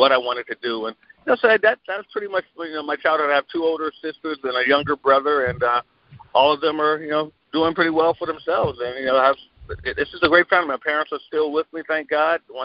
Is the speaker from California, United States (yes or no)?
no; Glenarden, Maryland, United States; a year before I was born, they moved from the apartment they were in to a suburb of the D.C. area called Glen Arden, Maryland